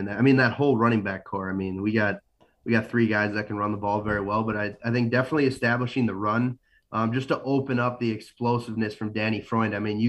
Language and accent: English; Moorhead, Minnesota, United States; I grew up in Moorhead and kind of going in middle school, high school.